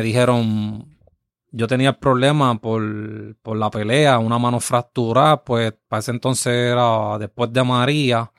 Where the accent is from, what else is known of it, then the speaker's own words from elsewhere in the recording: Yabucoa, Puerto Rico; mi pueblo